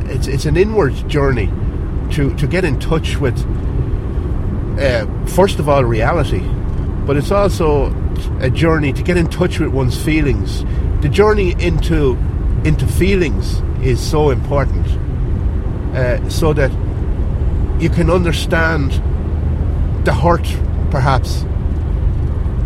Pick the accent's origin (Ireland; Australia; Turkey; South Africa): Ireland; accent: country accent; my country accent